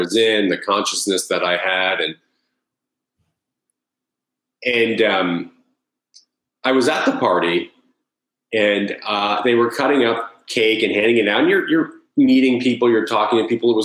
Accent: Long Island, New York, United States; also born or lived in Connecticut; I grew up in Long Island, New York

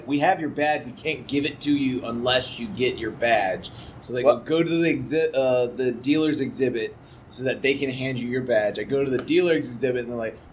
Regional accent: the South, United States; now in Portland, United States; I come from the South, and I've got good old German heritage

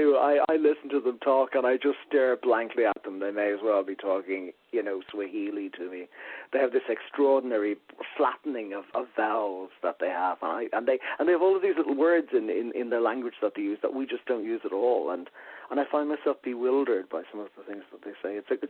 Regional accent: Ireland; accent: Irish; moved away as an adult; they heard my accent, and they thought, you know, this was at a time when Irish people were still blowing stuff up a lot. And I think they'd heard my accent

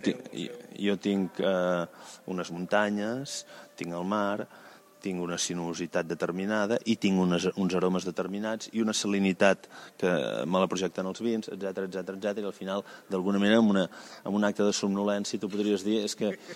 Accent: Valls, Catalonia, Spain; now in Vilavella, Spain; Jo sóc originari de Valls, però em vaig instal·lar a Vilavella

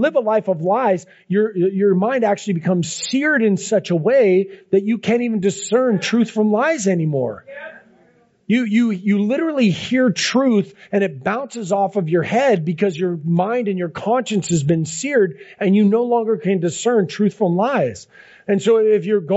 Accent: Seattle, Washington, United States; I grew up in Ballard

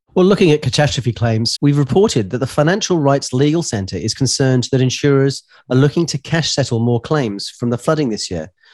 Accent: New Zealand; accent: New Zealand; my New Zealand accent

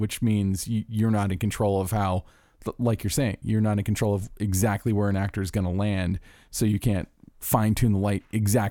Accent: Orlando, Florida, United States; I'm from Orlando, Florida.

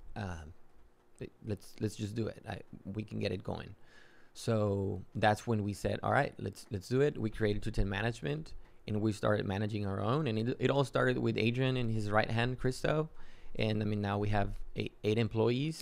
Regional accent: Matamoros, Tamaulipas, Mexico; moved away as an adult; also born or lived in Yucatán, Mexico / Texas, United States; now in San Antonio, United States; I grew up in Mexico. I'm originally from Yucatan in Mexico. Uh, I grew up in Matamoros. Went to school to high school all the way through high school in Mexico. Came to the U.S. for college.

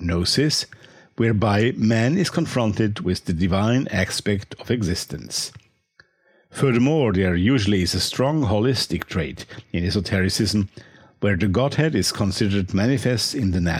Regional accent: Austria; accent: Austrian; English is a second language; my Austrian accent

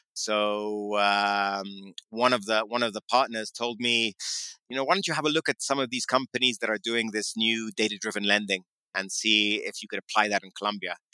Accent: London, United Kingdom; moved away; also born or lived in New York City; I grew up in uh, in London, in central London

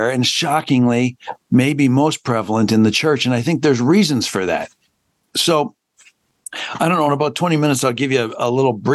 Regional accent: Hamilton, Ontario, Canada; moved away; also born or lived in Chicago; My parents moved from Owen Sound, Ontario, 2 months before I was born, to Chicago. And then they moved back to Hamilton, Ontario

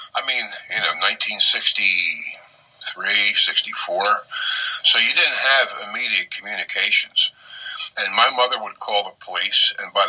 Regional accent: Collingswood, New Jersey, United States; moved away as an adult; also born or lived in Haddon Heights, New Jersey / Haddonfield, New Jersey / Houston, Texas; I was born in Collingswood. My parents moved to Haddon Heights until I was 7. Then we moved to Haddonfield until I was 11

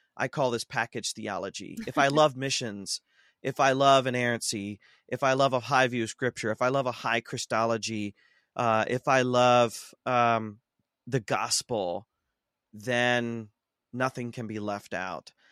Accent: Ohio, United States; I grew up in Ohio. I'm a heartland boy, um, born and raised.

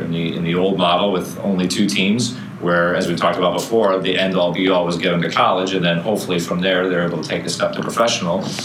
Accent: Chicago, Illinois, United States; moved away as an adult; also born or lived in St. Louis area; now in St. Louis, United States; I'm originally from Chicago um, and had been coaching up there

